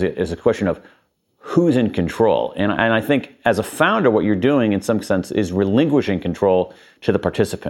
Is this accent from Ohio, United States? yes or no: yes; Columbus, Ohio, United States; I'm from Columbus, Ohio.